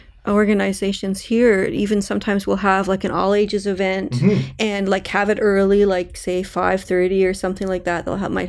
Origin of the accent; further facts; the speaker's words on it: Toronto, Ontario, Canada; also born or lived in Mississauga; I grew up in Etobicoke, in Mississauga.